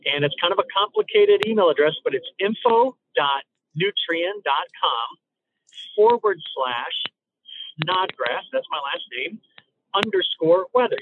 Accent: Illinois, United States; heading back over to my home state of Illinois

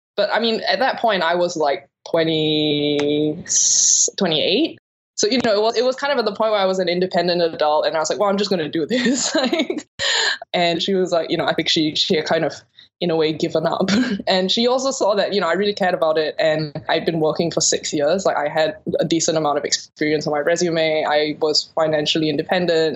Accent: Singapore; moved away as an adult; also born or lived in New York, United States / London, United Kingdom; I grew up in Singapore and I left when I was about 18 for college

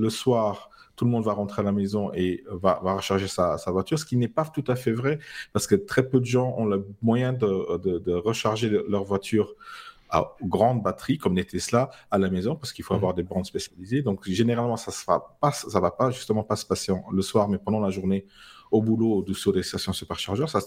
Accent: Luxembourg; même si je suis luxembourgeois.

